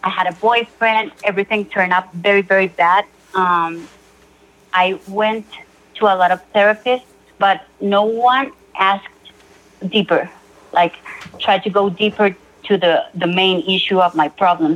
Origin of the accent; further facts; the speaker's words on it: Colombia; I'm from Colombia. I live in Bogota, the capital city of Colombia.